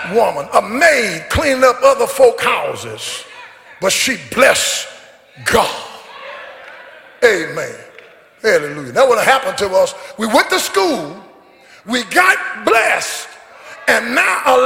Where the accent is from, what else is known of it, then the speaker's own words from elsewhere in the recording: Caledonia, United States; also born or lived in Longview, Texas; I was born in Caledonia, 1951, the baby of 12